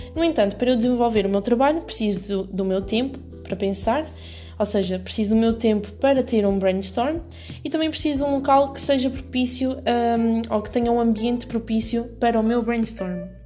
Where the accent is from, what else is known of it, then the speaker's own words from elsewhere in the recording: Ílhavo, Centro, Portugal; also born or lived in Viseu / Lisbon; sou natural de Ilhave, Aveiro